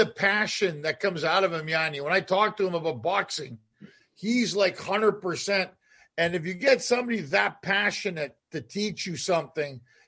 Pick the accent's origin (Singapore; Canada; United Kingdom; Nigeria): Canada; Montreal, Quebec; moved away; also born or lived in Toronto, Canada; I'm a Canadian also. I'm from Montreal. I lived in Toronto for 10 years